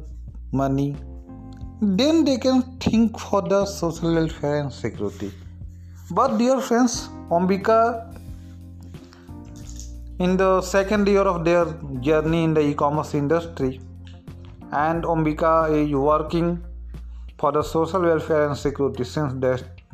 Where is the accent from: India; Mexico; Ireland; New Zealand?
India; we Indian people